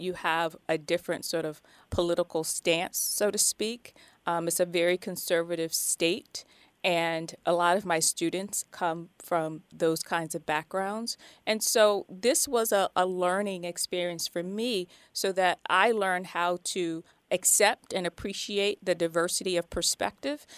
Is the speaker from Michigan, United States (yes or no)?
no; New Jersey, United States; I hail from New Jersey